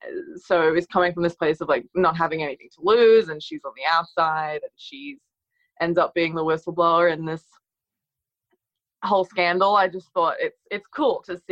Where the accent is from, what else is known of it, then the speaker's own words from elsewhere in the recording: Australia; we're both from Australia